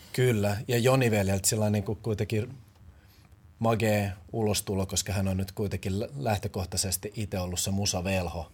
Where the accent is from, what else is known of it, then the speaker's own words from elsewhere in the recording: Helsinki, Uusimaa, Finland; moved away; also born or lived in Porvoo; olen tuot Pakilasta kotoisin